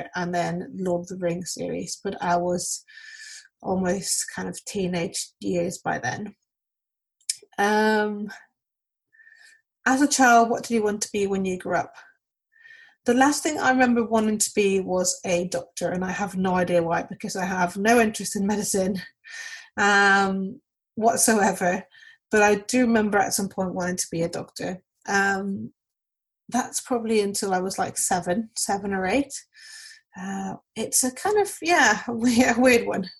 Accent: Mexico; now in London, United Kingdom; I currently live in London, but I'm originally from Mexico, where I was born and raised.

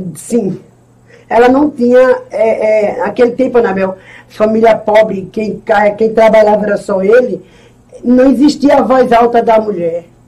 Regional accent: Itambé, Pernambuco, Brazil; Eu nasci aqui em Itambé

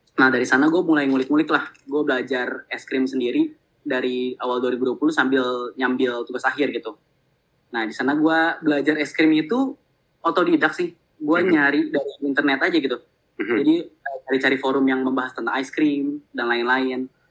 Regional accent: Bandung, West Java, Indonesia; also born or lived in Jakarta; gue lahir di Jakarta tapi oh, gue eh, tiga okay. uh, perempat hidup gue di Bandung

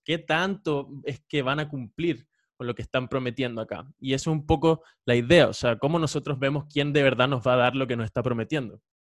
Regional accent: Venezuela; now in Chile; yo soy venezolano

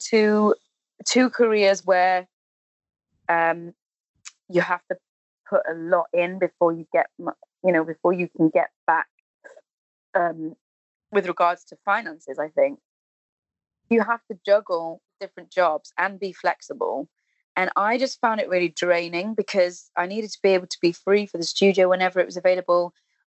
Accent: Cardiff, Wales, United Kingdom; moved away as an adult; also born or lived in London; born and bred, really, and I'm a Welsh speaker as well, so my education and everything was in Welsh language

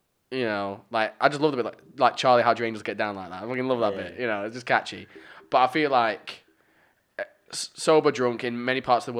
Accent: Lancashire, North West England, United Kingdom; accent: Lancastrian; my shy Lancasterian accent.

